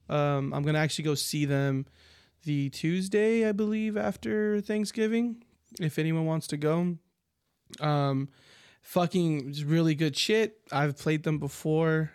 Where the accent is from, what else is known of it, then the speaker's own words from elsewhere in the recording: United States; we're American